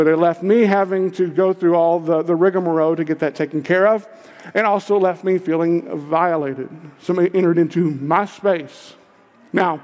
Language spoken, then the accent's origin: English; Kentucky, United States; I'm from Kentucky